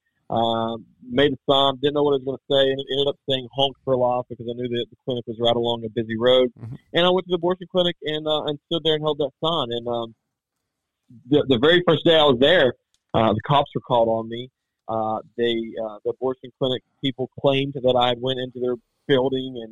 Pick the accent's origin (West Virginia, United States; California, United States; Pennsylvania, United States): West Virginia, United States; I'm from West Virginia